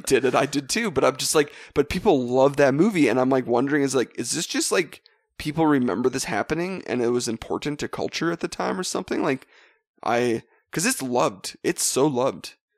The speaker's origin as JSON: {"language": "English", "region": "Western Canada", "country": "Canada", "said": "Actually, we're from Western Canada"}